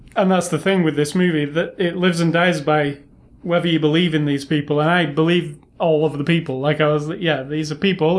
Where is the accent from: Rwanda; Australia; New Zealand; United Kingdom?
United Kingdom; now in United States; I'm British